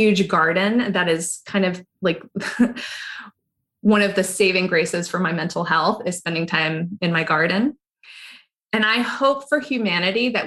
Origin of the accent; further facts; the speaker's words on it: Pahoa, Hawaii, United States; I grew up in a little town near a little town called Pahoa, and I did go to Hilo High